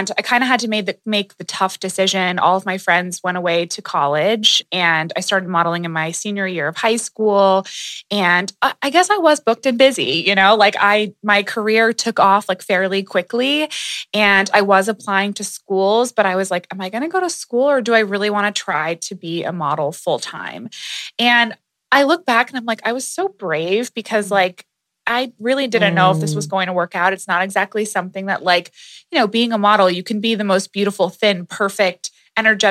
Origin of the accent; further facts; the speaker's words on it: New York, United States; I'm from New York